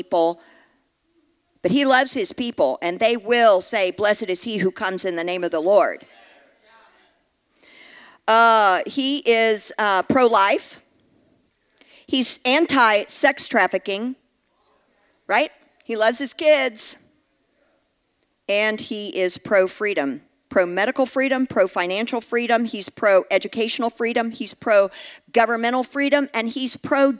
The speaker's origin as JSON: {"language": "English", "region": "Texas", "country": "United States", "said": "I'm from Texas"}